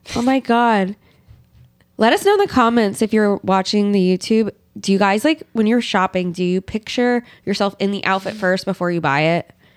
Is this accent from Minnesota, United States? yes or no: no; Pennsylvania, United States; I'm from Pennsylvania